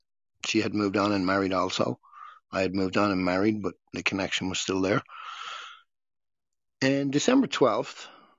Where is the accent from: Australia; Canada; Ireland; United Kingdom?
Ireland; Dublin, Leinster; moved away as an adult; also born or lived in Costa Rica; We're from Dublin, Ireland